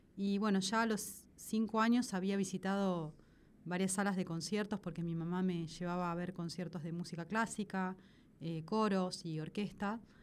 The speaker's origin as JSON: {"language": "Spanish", "town": "La Plata", "region": "Buenos Aires Province", "country": "Argentina", "said": "Yo soy de La Plata, soy de allá, soy replatense"}